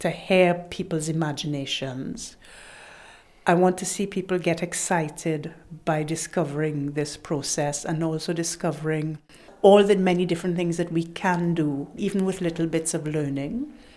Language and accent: English; Trinidad & Tobago; moved away; It's part of my culture growing up in Trinidad.